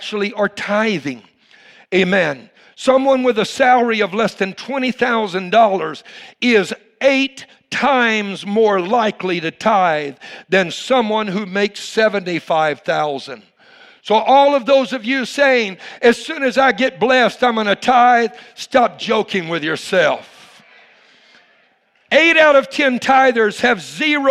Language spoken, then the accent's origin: English; the South, United States; now in Houston, United States; I was raised in the South